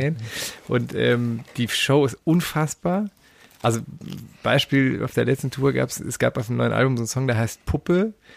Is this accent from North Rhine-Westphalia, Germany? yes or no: yes; Düren, North Rhine-Westphalia, Germany; Das war quasi der Plattenladen in meiner Heimatstadt. Ich komme aus Düren.